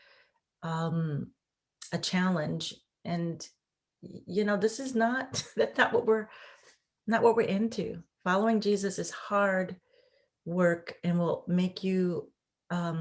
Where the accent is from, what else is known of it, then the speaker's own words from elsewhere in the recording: Midwest, United States; I'm from the Midwest and in the United States.